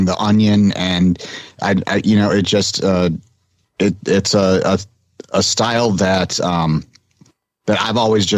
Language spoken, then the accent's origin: English; Michigan, United States; now in Florida, United States; I grew up in Michigan and I came down to Florida because I was sick of Michigan winters